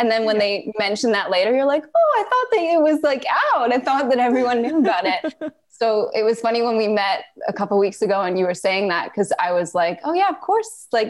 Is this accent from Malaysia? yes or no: yes; Malaysia; moved away; also born or lived in Canada; So I was born in Canada. We moved to Malaysia when I was 4 years old.